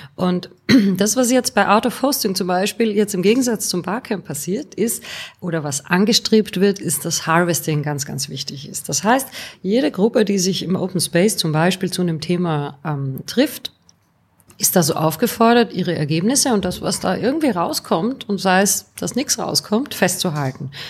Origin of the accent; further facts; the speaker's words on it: Austria; moved away as an adult; now in Bonn, Germany; ich bin gebürtige Österreicherin